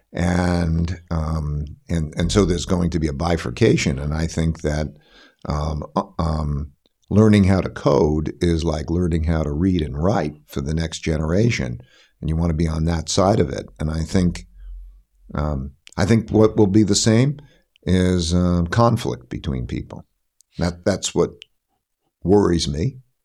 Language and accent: English; Connecticut, United States; I'm from Connecticut